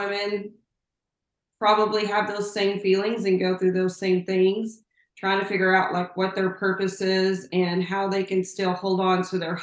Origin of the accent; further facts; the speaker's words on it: Plainview, Texas, United States; moved away as an adult; now in Lubbock, United States; I'm a small town girl. I am from Plainview, Texas, which is up in the panhandle.